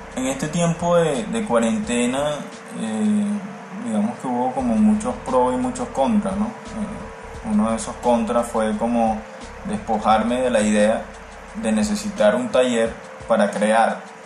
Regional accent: Caracas, Capital District, Venezuela; now in Malambo, Colombia; soy artista plástico y visual originario de Caracas, Venezuela, y actualmente resido o vivo en la ciudad de Barranquilla, en el Caribe colombiano

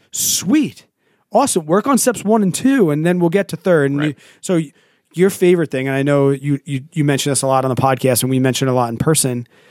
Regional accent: New York, United States; As a New Yorker

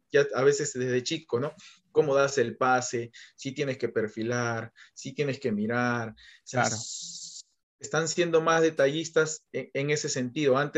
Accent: Peru; a mí como peruano yo tengo que saber qué es lo que le beneficia y cómo llegar a ese, a ese chico que es de que es de mi país

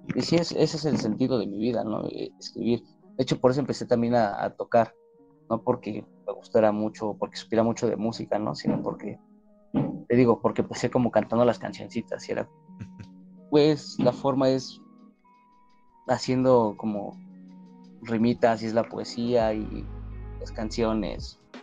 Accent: Mexico City, Mexico; yo soy de la Magdalena Contreras.

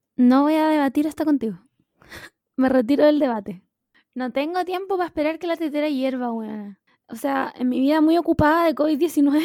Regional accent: Chile; no solo como chileno sino como latinoamericano en sí

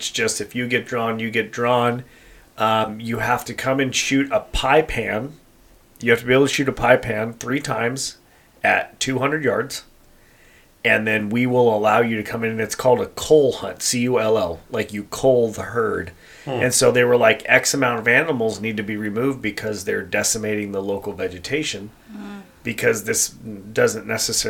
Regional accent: Colorado, United States; now in California, United States; obviously my dad and I are hunters, mm-hmm. and we're transplants from Colorado, and pig hunting in California has been a thing for a while

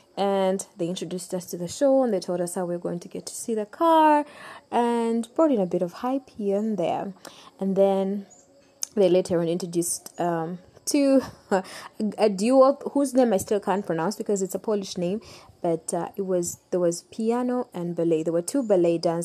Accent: Uganda; I come from Uganda. I love Uganda.

